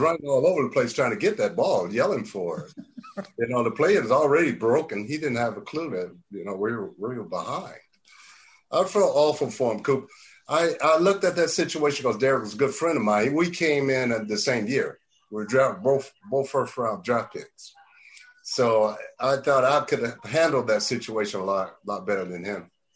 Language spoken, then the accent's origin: English; Marietta, Georgia, United States; moved away as an adult; also born or lived in Knoxville, Tennessee; I'm from Marietta